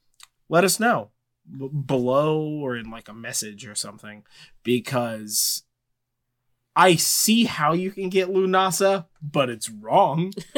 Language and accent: English; California, United States; I'm from California.